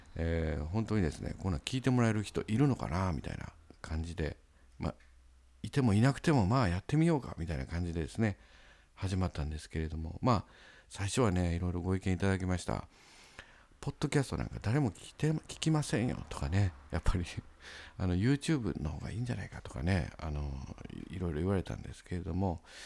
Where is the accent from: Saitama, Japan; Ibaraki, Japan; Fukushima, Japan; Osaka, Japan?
Osaka, Japan; Osakasayama; now in Sakai, Japan; 僕の実家はですねあの大阪狭山市にありまして